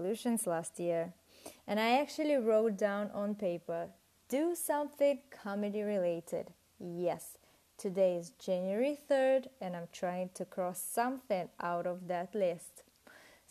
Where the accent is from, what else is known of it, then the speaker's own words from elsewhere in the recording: Russia; English is a second language; moved away as an adult; also born or lived in United Kingdom / Italy; I'm Russian, but I studied in the UK and in Italy.